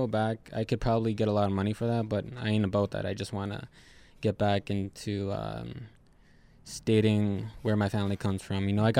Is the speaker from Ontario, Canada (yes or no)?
no; Buffalo Point, Manitoba, Canada; also born or lived in Long Plain / Roseau River / Swan Lake / Peguis; Most of my life would be Buffalo Point.